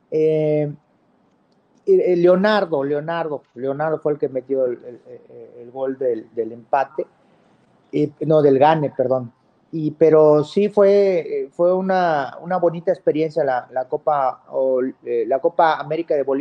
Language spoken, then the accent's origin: Spanish; Mexico; me, querían mucho como mexicano y jugar en Boca Juniors, que es maravilloso